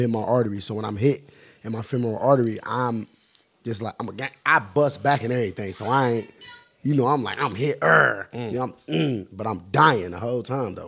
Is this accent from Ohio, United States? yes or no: yes; Cleveland, Ohio, United States; I'm from Cleveland, Ohio.